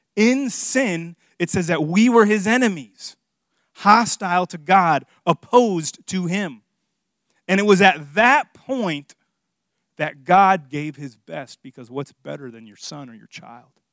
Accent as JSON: {"language": "English", "town": "Miami", "region": "Florida", "country": "United States", "moved": "yes", "said": "I'm from Miami, in case you guys don't know, and, and, and I'm Hispanic"}